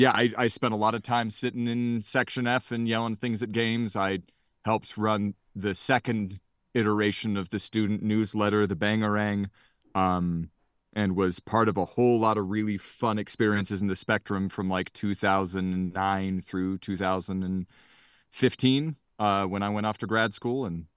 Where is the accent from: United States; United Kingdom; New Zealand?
United States; Utah; Yeah, I grew up in Cache Valley, and I fell in love with the Aggies.